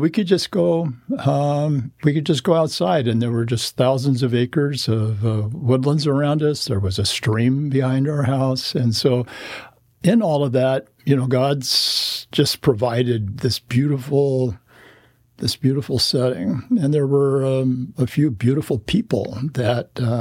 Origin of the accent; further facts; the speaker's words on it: Corvallis, Oregon, United States; I was born in Corvallis, Oregon, a native Oregonian